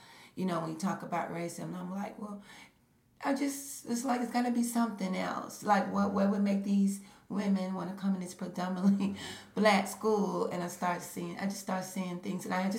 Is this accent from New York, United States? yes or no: no; Birmingham, Alabama, United States; also born or lived in Berea; now in Knoxville, United States; I grew up in Birmingham, predominantly black.